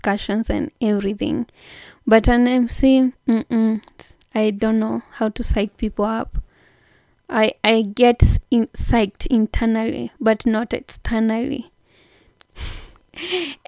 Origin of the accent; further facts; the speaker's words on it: Kenya; Kenya, my home country